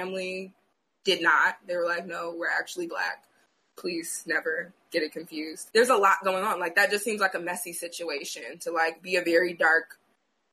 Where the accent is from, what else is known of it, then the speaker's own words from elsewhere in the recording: Chicago, Illinois, United States; moved away as an adult; also born or lived in Cade, Louisiana; now in Los Angeles, United States; I was born and raised in Chicago